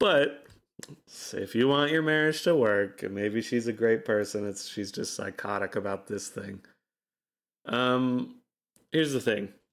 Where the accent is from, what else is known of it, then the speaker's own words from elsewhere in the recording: Utah, United States; growing up in Utah